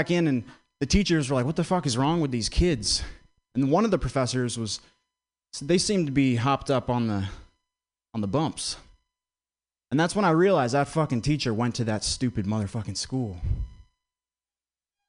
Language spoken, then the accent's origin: English; Vermont, United States; I grew up in Vermont